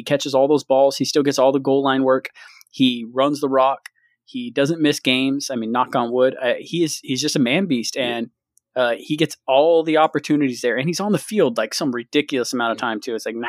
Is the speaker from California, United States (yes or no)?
yes; Central California, United States; We're SinCal. That's what they call us. SinCal.